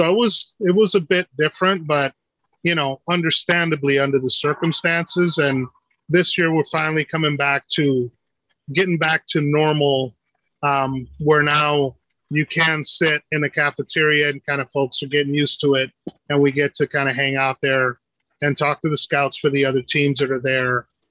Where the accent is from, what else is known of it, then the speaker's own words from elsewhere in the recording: New York, United States; first language English; now in Seattle, United States; growing up in New York, I was a short kid